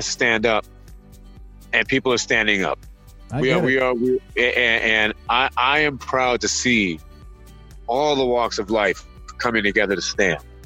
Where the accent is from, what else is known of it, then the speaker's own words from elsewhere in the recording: Michigan, United States; I'm a Midwest guy. I grew up playing hockey in Michigan.